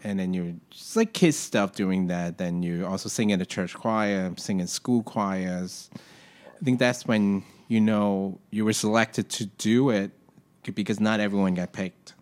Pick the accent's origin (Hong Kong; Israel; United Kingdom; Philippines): Hong Kong; moved away as an adult; now in New York, United States; where I grew up in Hong Kong is very tight